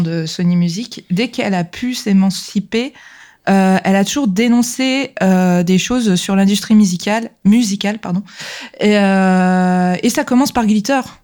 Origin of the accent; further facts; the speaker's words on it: France; chez nous en France